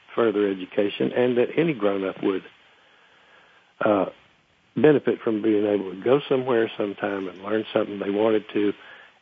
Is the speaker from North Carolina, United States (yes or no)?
yes; Murphy, North Carolina, United States; my hometown, Murphy